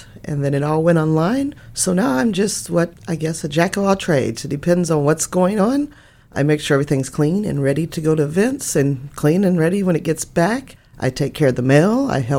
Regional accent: Pollock Grove, Missouri, United States; I'm from Pollock Grove. I grew up in small town. Been there my whole life.

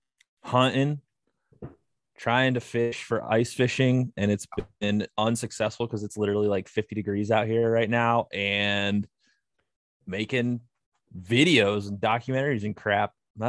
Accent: Ohio, United States; Ohio, Northwest Ohio.

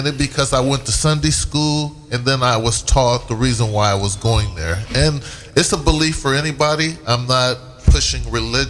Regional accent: San Diego, California, United States; San Diego. I come from San Diego.

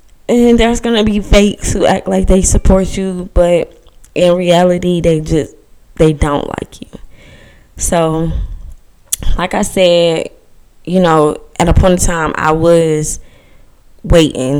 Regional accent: Georgia, United States; I'm 19 years old and I'm from Georgia

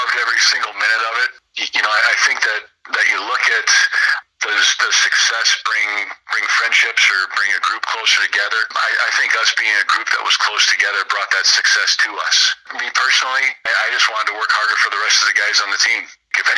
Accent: Peru, Illinois, United States; I was from Peru Catholic. I was really the only one from my grade school that was coming

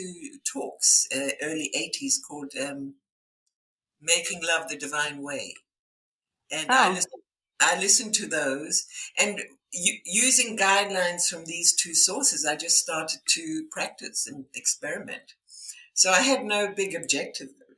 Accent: South Africa; my background is I was born in South Africa.

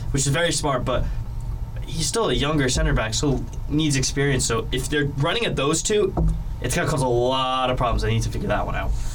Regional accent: United States; as an American

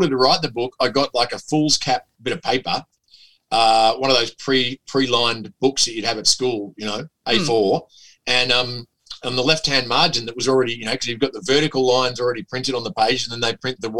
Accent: Glen Waverley, Victoria, Australia; No, because Glen Waverley is like happy days or the wonder years. It's like it's utopia.

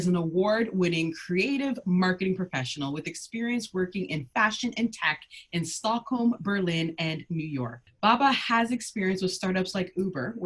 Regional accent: Ghana; I'm from Ghana.

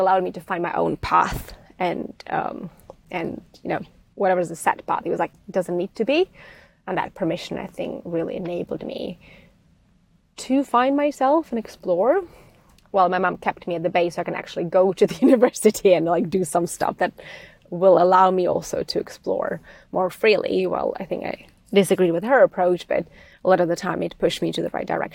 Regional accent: Czechia; moved away; I'm coming from Czech Republic or Czechoslovakia back then

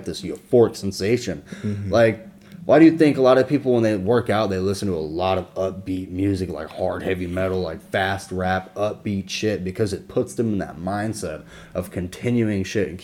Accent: Jacksonville, Florida, United States; moved away as an adult; also born or lived in Orlando, Florida; now in Orange City, United States; I grew up in Duval County, Jacksonville, Florida. Yeah, Jacksonville, Florida. 904, baby

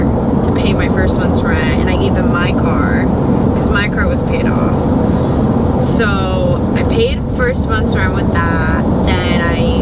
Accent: Pembroke Pines, Florida, United States; also born or lived in Ecuador / Orlando; I've moved to Pembroke Pines, which is like right by Fort Lauderdale. And I pretty much grew up there

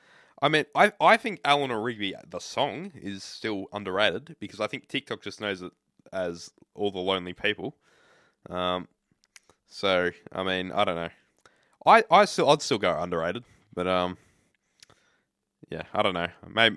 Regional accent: Australia; I'm Australian? It's not like I'm English.

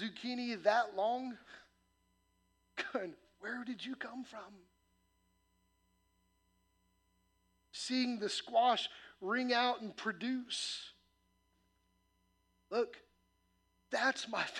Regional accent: Midwest, United States; moved away; I grew up in the Midwest where corn and soybean farms

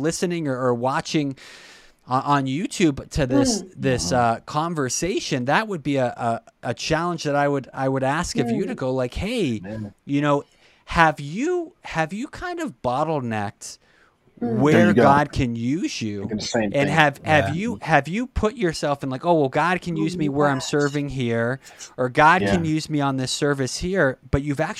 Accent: Brockton, Massachusetts, United States; I'm from Brockton

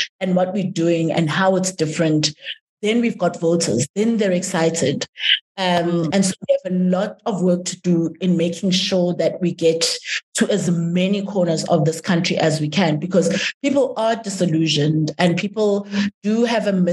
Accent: South Africa; I'm a South African, I'm a citizen

